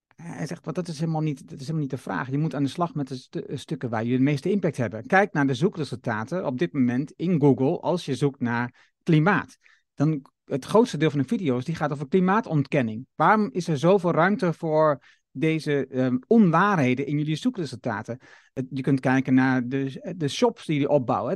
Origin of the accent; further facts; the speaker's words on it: Netherlands; ons fundament als Nederlander